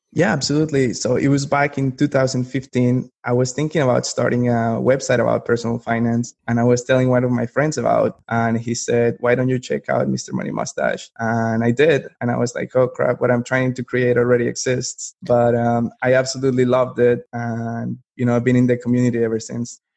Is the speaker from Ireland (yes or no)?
no; Colombia; moved away as an adult; now in Raleigh, United States; I'm from Colombia originally. I was born and raised over there, moved to the US for college, and just kind of ended up staying here